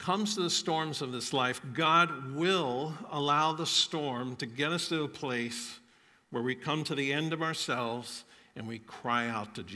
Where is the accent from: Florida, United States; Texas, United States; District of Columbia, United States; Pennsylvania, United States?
Florida, United States; I grew up in Florida